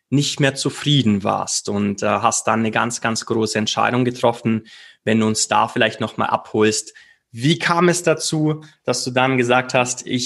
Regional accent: Bavaria, Germany; weil sie nicht nur aus meiner Heimat kommt, äh, wenn man so möchte, aus dem wunderschönen Allgäu

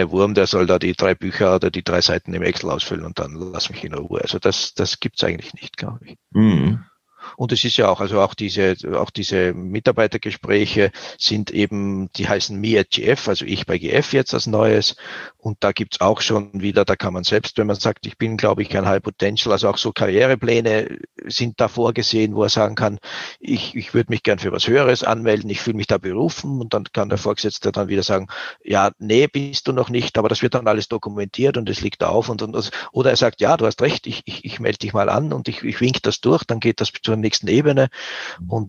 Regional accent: Switzerland; Wir sind halt auch Schweizer

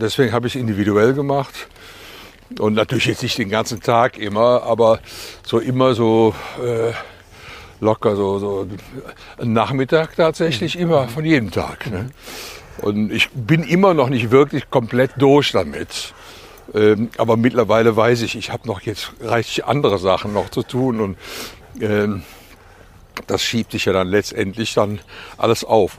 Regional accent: Cologne, North Rhine-Westphalia, Germany; accent: Kölsch; also born or lived in Eifel; ich bin ja am Klobigplatz aufgewachsen

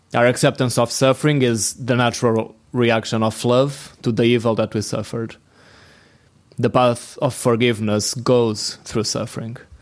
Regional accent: Portugal; from Portugal.

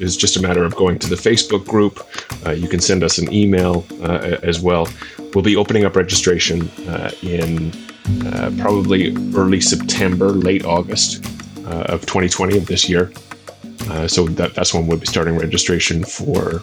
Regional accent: Canada; moved away as an adult; now in Budapest, Hungary; I'm originally from Canada, but I moved over here to be with the girl who would eventually become my wife a few years ago.

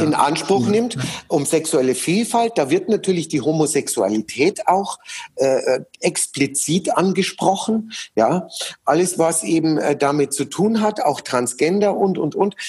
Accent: Munich, Bavaria, Germany; in München erleben, ähm, in meiner Heimatstadt

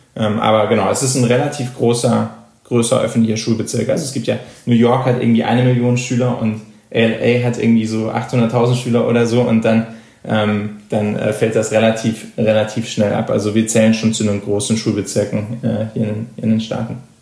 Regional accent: Germany; moved away as an adult; now in United States; als Deutscher hier in die USA kommst

